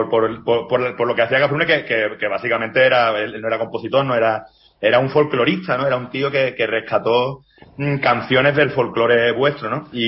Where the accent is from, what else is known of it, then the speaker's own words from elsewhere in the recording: Andalusia, Spain; yo, yo soy andaluz y, eso allí predomina el flamenco, por supuesto, ¿no?